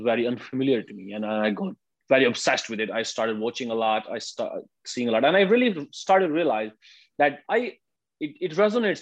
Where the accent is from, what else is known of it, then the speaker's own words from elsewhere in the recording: India; moved away as an adult; now in Japan; I'm from India